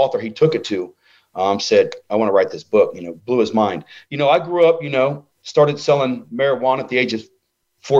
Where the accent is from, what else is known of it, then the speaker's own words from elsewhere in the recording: Ohio, United States; I'm a nerd from Ohio